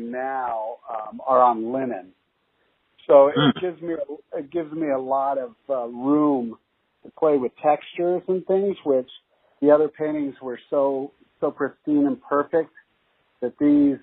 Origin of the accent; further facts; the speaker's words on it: Los Angeles, California, United States; also born or lived in Toronto, Canada / England; I was born actually in Toronto, Canada, and then went back to England for a little bit and then eventually moved and set roots in Los Angeles